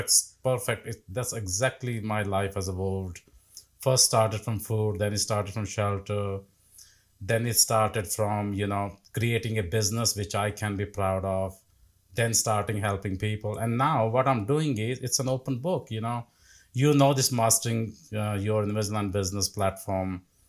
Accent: India; moved away as an adult; 20 years ago, when I came from India, when I worked as a dental nurse, worked in a factory, I had absolutely nothing.

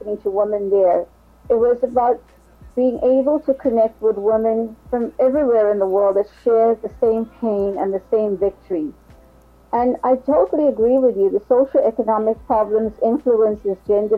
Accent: Durban, KwaZulu-Natal, South Africa; I'm from Durban, South Africa

